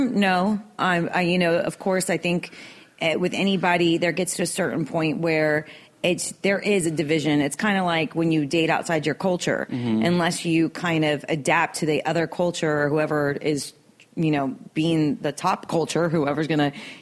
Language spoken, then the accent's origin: English; Miami, Florida, United States; now in Los Angeles, United States; I'm Irish and Bolivian. More South American, but I identify with Cubans because I grew up there